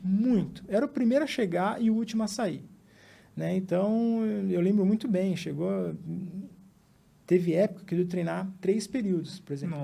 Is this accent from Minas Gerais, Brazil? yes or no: no; São Bernardo do Campo, São Paulo, Brazil; also born or lived in Mato Grosso do Sul; a gente veio para São Bernardo, né, que é a cidade onde a gente se estabeleceu